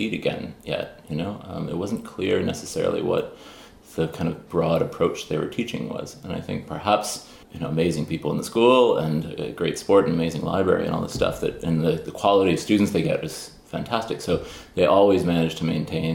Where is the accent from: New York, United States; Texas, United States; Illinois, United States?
Illinois, United States; Chicago; also born or lived in Pittsburgh; now in Ireland; born in Pittsburgh and then grew up mainly in Chicago